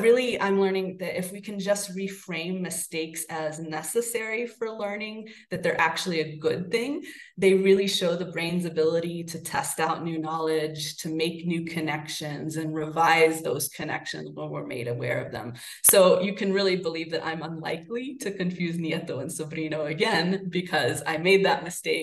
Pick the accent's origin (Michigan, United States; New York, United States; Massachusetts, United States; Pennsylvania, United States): Massachusetts, United States; Salem; now in Guanajuato, Mexico; And I'll speak kind of specifically of my hometown of Salem and of Guanajuato. Salem, Massachusetts, just like Guanajuato, is a very small but a very vibrant colonial city.